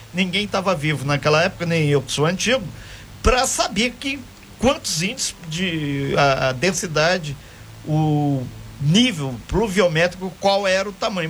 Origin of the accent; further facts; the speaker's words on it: Minas Gerais, Brazil; now in Angra dos Reis, Brazil; lá em Minas, lá na minha região